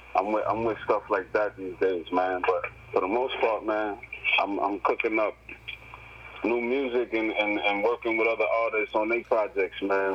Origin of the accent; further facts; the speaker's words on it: New York City, New York, United States; I come from the Bronx